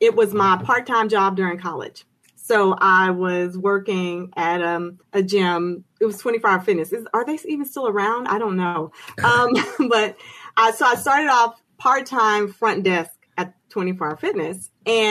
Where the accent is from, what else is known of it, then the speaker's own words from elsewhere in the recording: Houston, Texas, United States; I am native Houston from Houston, Texas. I've moved, come back, but from here